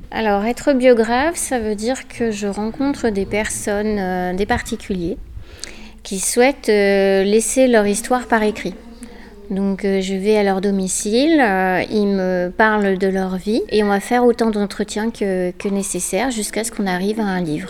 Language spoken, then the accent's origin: French; Saint-Fons, Auvergne-Rhône-Alpes, France; also born or lived in Gerland; now in Vénissieux, France; Je suis née à Saint-Fond, je suis restée jusqu'à l'âge de 16 ans